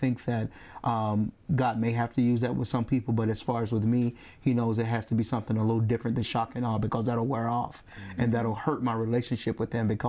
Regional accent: Chattanooga, Tennessee, United States; I'm from Chattanooga, Tennessee

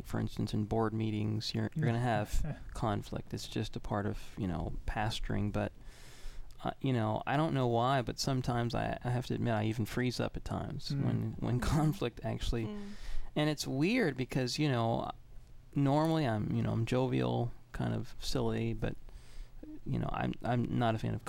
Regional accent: Kentucky, United States; now in Alabama, United States; I'm from Kentucky.

